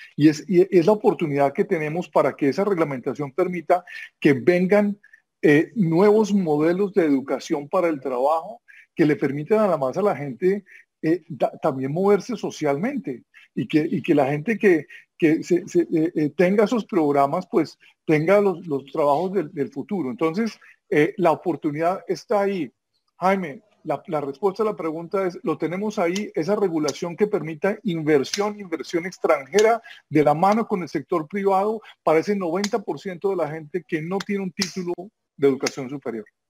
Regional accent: Colombia

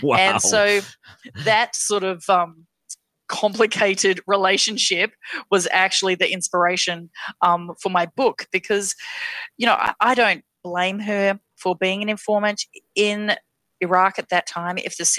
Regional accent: Western Australia, Australia; also born or lived in Perth; I actually grew up in a variety of very small towns in Western Australia. I was born in Perth, but then my family moved every couple of years from small town to small town.

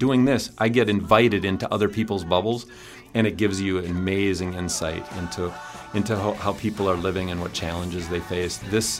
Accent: Clark County, Wisconsin, United States; But then also I grew up in Clark County, and Colby was just down the road from where I grew up.

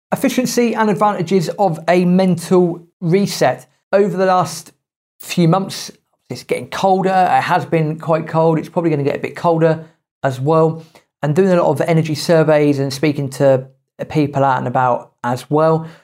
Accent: United Kingdom; as British people, we are quite resilient when we need to be

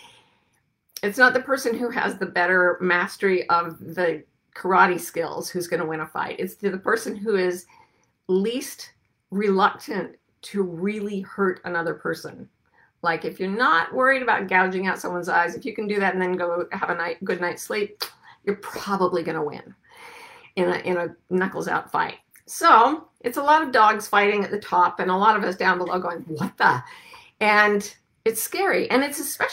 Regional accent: United States; we United States Americans

